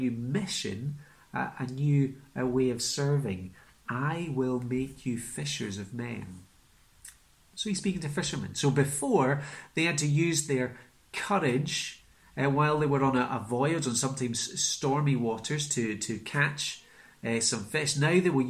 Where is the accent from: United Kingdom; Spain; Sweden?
United Kingdom; Isle of Skye, Scotland; moved away; I'm from Skye, so working in the local supermarket in Portree